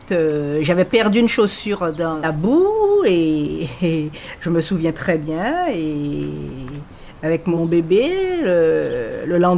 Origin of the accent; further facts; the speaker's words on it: Guadeloupe; now in France; Je viens de Guadeloupe. Et je fais partie des mille premiers habitants de la ville nouvelle.